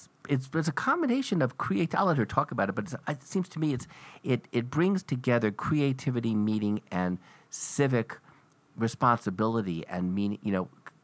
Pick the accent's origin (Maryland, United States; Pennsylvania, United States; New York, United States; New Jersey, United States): Pennsylvania, United States; Philadelphia; now in Boston, United States; I'm from Philly